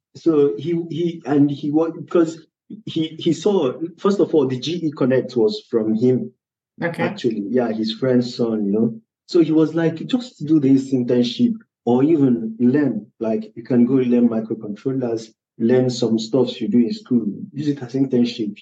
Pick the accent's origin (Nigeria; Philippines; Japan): Nigeria; now in Poland; I'm a Nigerian, but I'm living in Poland